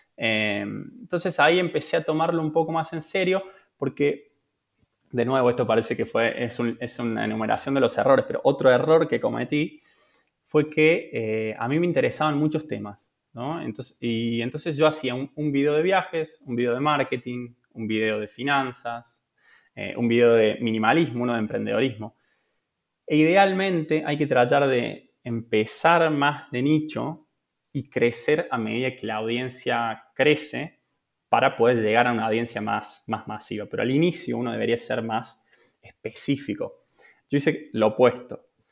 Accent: Córdoba, Argentina; moved away as an adult; also born or lived in Buenos Aires; now in Italy; soy de Córdoba, de, de Argentina.

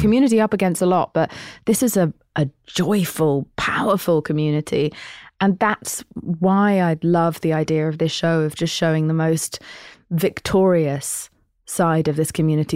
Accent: United Kingdom; I'm British.

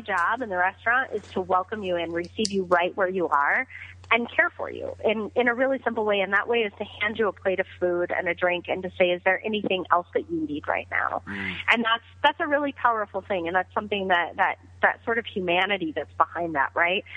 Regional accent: Greeley, Colorado, United States; serving at a small pizza restaurant called Roma's in Greeley, my hometown

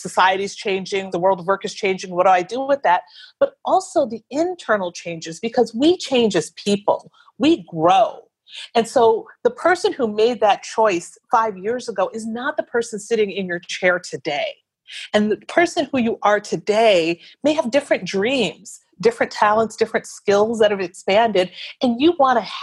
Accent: Wisconsin, United States; moved away; I'm from Wisconsin

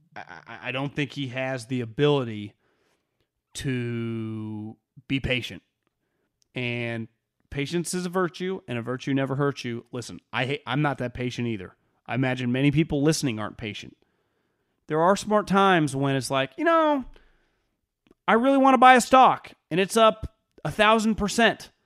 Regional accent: Sacramento, California, United States; I grew up in the Sacramento area.

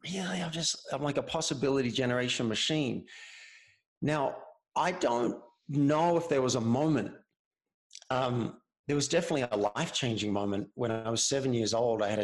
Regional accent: Cessnock, New South Wales, Australia; moved away as an adult; now in Boulder, United States; I'm from Cessnock, which is near Newcastle, which is near Sydney

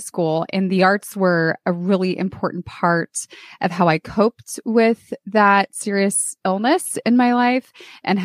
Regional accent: California, United States; moved away as an adult; also born or lived in San Antonio, Texas; I moved from California, where I grew up, to San Antonio, Texas

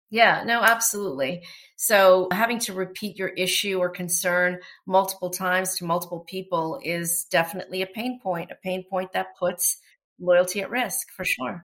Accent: Toronto, Ontario, Canada; first language Portuguese; English is a second language; also born or lived in New York, United States; I'm a Toronto native. I grew up here in Toronto, born and raised

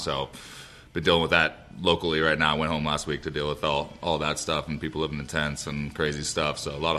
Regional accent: Northern California, United States; Yeah, so I'm up from Northern California. I live in Chico and Red Bluff, which is right next door to there, pretty much my whole life.

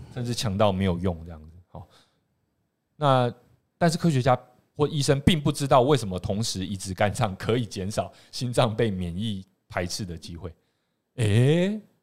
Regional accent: Taiwan; 我们台湾人

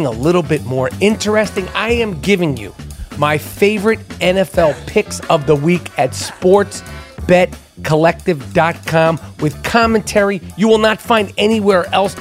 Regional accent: New York City, New York, United States; I grew up in New York City

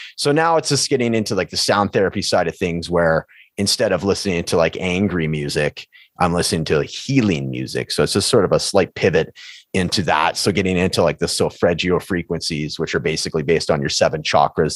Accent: Prince George, British Columbia, Canada; moved away as an adult; now in Edmonton, Canada; my hometown of Prince George

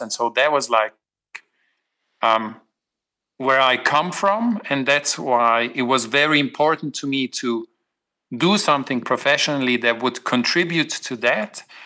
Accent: Switzerland; I'm from the Alps

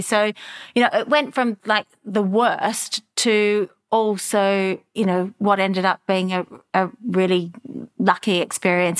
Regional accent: Melbourne, Victoria, Australia; moved away as an adult; also born or lived in Europe; a young girl growing up in Melbourne

